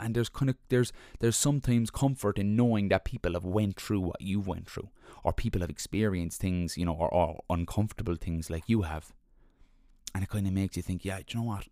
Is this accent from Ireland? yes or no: yes; Ireland; We're Irish